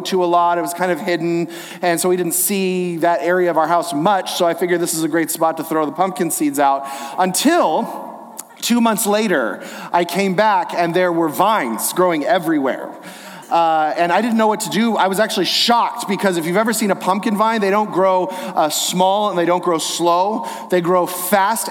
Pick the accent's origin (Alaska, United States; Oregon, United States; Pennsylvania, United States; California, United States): California, United States; Inland Empire, the LA area; I grew up here in the Inland Empire, the LA area